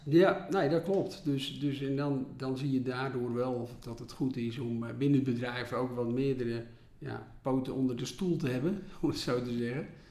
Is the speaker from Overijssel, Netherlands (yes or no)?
no; Volendam, North Holland, Netherlands; Ik kom uit Volendam